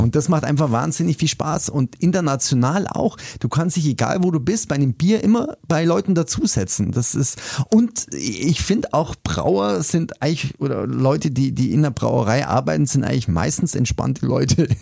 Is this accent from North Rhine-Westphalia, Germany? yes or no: no; Augsburg, Bavaria, Germany; Ich bin echt leidenschaftlicher Augsburger